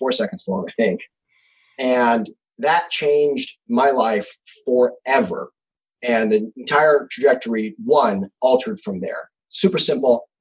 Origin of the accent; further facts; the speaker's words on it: Missouri, United States; moved away as an adult; also born or lived in California; I actually moved away from California back to my home state of Missouri.